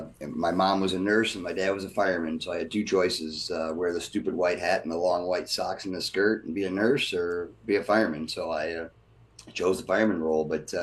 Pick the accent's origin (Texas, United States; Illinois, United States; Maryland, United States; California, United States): Illinois, United States; Elgin; And I grew up in Elgin, Illinois.